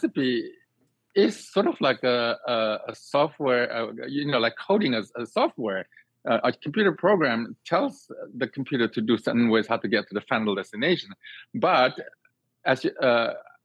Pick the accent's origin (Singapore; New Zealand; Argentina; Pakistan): Singapore; moved away as an adult; now in United States; I grew up in Singapore